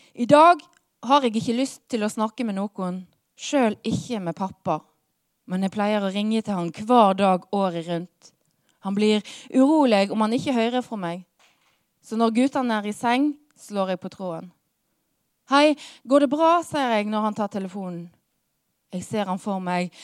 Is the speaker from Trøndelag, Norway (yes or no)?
no; Hardanger, Vestland, Norway; moved away; jeg kommer fra Hardanger